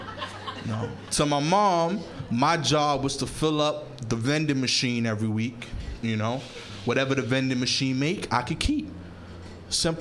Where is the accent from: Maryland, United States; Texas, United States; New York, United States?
New York, United States; New York City; I'm from East New York, Brooklyn